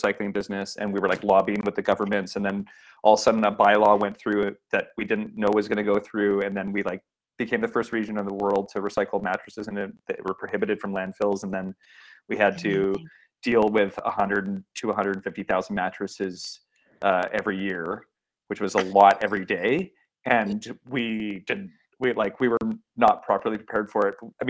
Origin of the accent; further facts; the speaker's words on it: Vancouver, British Columbia, Canada; But I was on the outskirts of Vancouver. There's something, maybe it's like I'm Canadian and I enjoy my space